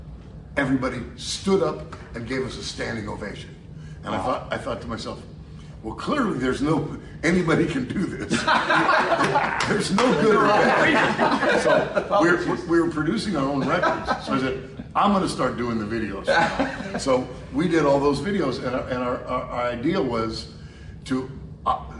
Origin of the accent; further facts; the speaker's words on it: San Francisco, California, United States; we're from San Francisco.